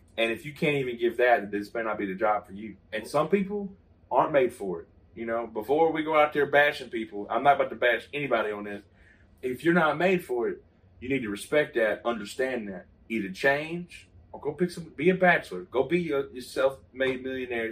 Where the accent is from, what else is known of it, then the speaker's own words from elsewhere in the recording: Southwest Mississippi, United States; we're from Southwest Mississippi